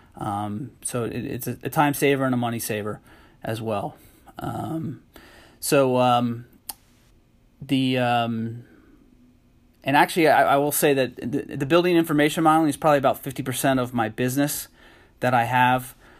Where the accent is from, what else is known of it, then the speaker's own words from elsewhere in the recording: Harrisburg, Pennsylvania, United States; I'm originally actually from, um, Harrisburg, Pennsylvania